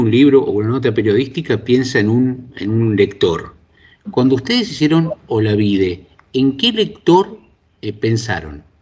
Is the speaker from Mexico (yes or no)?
no; Argentina; now in Spain; esto es, inclusive nos, nos toma como argentinos, eh, la presencia enorme de argentinos en España